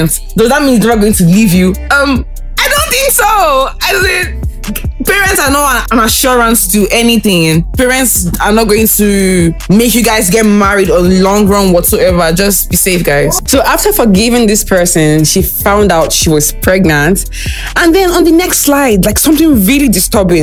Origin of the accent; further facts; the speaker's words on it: Anambra, Nigeria; I'm from Anambra State, too